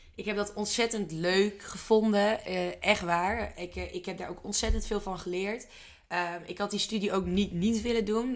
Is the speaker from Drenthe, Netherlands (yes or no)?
yes; Drenthe, Netherlands; Wij komen zelf allebei uit Drenthe